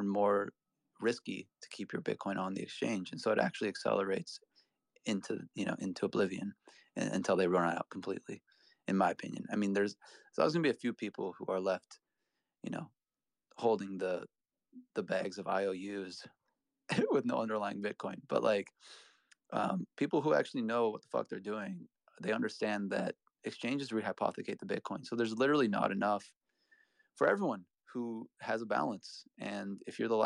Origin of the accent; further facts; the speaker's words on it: Midwest, United States; now in Boston, United States; I live in Boston, so I don't have to worry about tornadoes. But like, you know, I come from the Midwest, so I know all about it